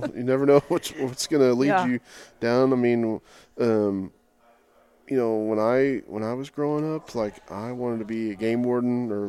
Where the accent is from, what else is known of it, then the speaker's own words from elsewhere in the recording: Oklahoma, United States; moved away; growing up in Oklahoma.